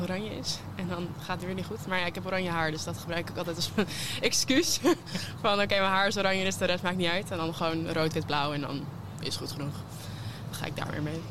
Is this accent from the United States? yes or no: yes; United States; now in Netherlands; ik kom zelf uit Amerika, dus ik heb ik ben hier niet opgegroeid.